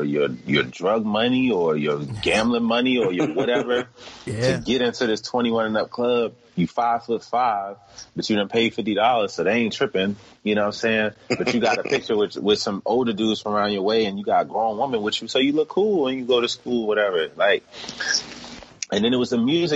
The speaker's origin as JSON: {"language": "English", "region": "Washington, D.C. area", "country": "United States", "tie": "born or raised there", "also_born_or_lived": "New York", "said": "I wasn't born in this area. I was born in New York. I came here when I was 9"}